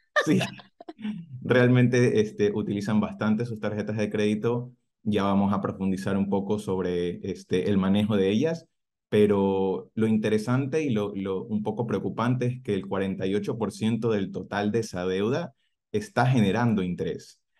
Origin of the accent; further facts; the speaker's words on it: Ecuador; moved away as an adult; also born or lived in Cairns, Australia; now in Adelaide, Australia; las oficinas de Ecuador, de donde soy